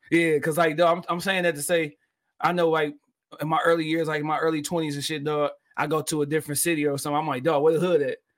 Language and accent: English; Detroit, Michigan, United States; from me being Detroit